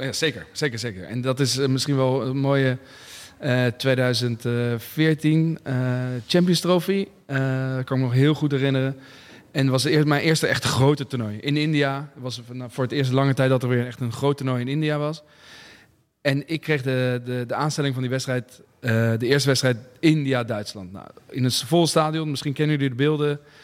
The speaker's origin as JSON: {"language": "Dutch", "country": "Netherlands", "also_born_or_lived": "Voorburg", "said": "als Nederlander"}